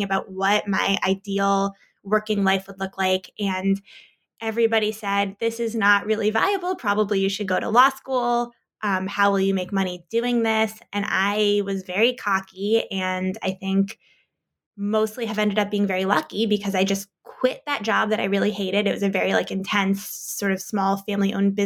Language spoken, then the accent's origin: English; United States; moved away as an adult; also born or lived in Iowa; I grew up outside of Washington, D.C.